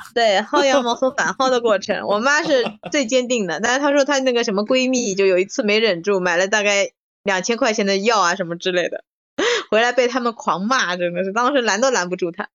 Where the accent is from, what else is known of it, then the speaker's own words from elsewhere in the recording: Shanghai, China; 作为一个上海人，这是很不应该的